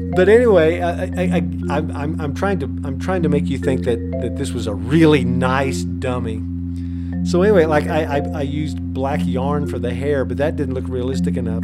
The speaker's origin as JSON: {"language": "English", "town": "Tell City", "region": "Indiana", "country": "United States", "tie": "born or raised there", "said": "my hometown down in Tell City, Indiana"}